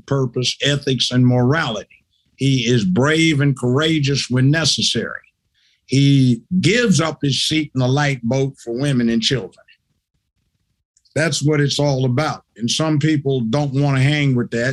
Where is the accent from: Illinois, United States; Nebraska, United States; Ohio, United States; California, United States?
California, United States; Los Angeles; moved away as an adult; now in Tennessee, United States; I grew up in South Central Los Angeles.